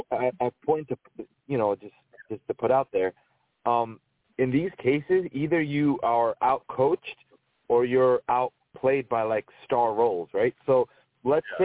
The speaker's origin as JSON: {"language": "English", "region": "New Jersey", "country": "United States", "said": "I'm from New Jersey"}